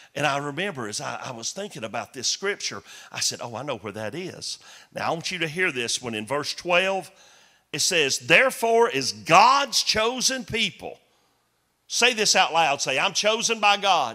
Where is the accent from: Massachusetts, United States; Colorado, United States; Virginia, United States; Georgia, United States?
Georgia, United States; Chickamauga; Chickamauga, Georgia, my hometown